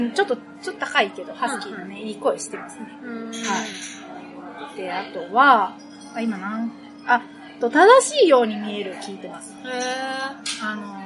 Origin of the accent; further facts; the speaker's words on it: Okayama, Japan; accent: Okayama dialect; 私は岡山県出身だと